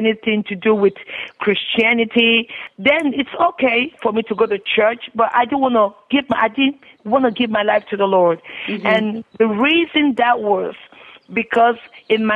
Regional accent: Nigeria; now in United States; I grew up in Nigeria. I'm the firstborn of five children

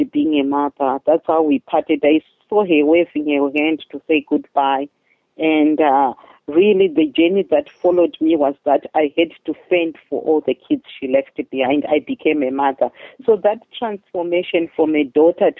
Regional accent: Chitungwiza, Harare, Zimbabwe; moved away as an adult; I grew up in Zimbabwe. It's in Southern Africa, in a very poor neighborhood called Chitungwiza

